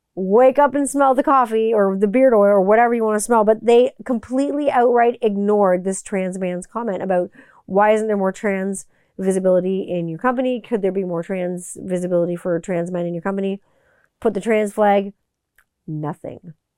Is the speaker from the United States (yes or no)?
no; Canada; Growing up in Canada